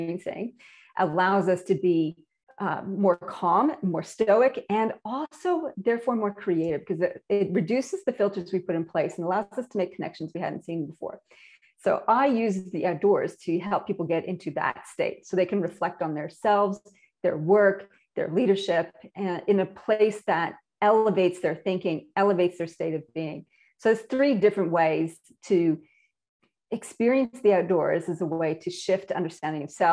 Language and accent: English; Canada; moved away as an adult; now in Australia; my accent. Apparently I have one, and I'm imported from Canada, land of lakes, rivers, and maple syrup